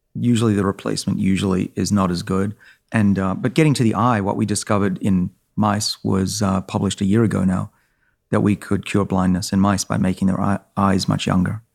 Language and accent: English; Australia; moved away; I'm Australian